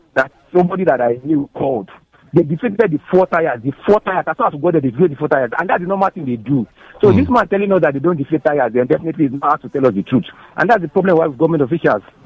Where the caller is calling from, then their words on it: Ogba, Lagos, Nigeria; I'm calling from Ogba